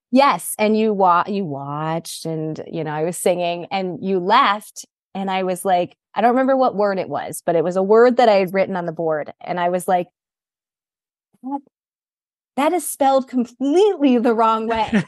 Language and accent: English; Greenville, South Carolina, United States; I grew up, um, in Greenville, South Carolina.